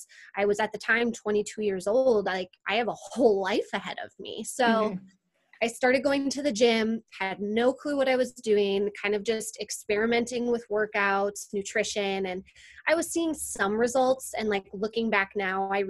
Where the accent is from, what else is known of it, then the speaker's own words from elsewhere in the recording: Wisconsin, United States; moved away as an adult; also born or lived in California; I'm originally from Wisconsin